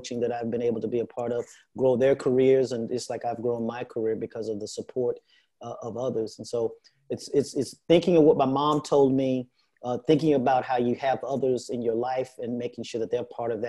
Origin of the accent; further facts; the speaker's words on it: Houston, Texas, United States; I grew up in Houston, Texas